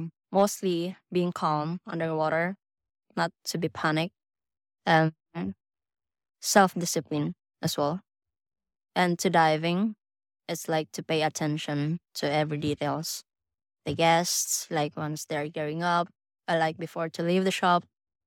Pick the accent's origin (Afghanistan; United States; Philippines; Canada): Philippines; Mindanao; Well, I'm originally from Mindanao, but I moved here last year.